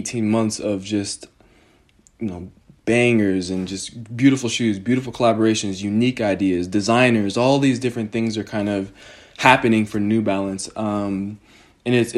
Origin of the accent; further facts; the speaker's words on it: United States; also born or lived in Denver; the very selfish and centric American